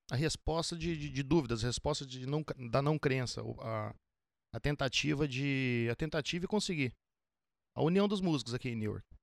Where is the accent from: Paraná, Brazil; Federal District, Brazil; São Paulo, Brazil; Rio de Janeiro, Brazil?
Paraná, Brazil; Paraná. Paraná. Curitiba? Norte do, norte do Paraná. Norte. Curitiba é sul.